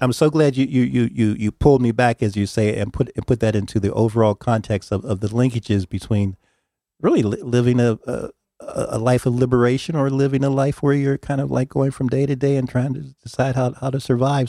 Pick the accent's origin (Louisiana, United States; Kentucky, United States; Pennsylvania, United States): Pennsylvania, United States; Pittsburgh; I'm from Pittsburgh